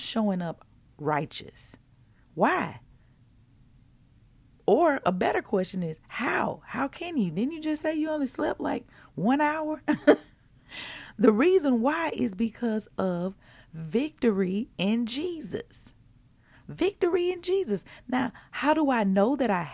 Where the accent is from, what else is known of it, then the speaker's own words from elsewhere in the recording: Mississippi, United States; I'm from Mississippi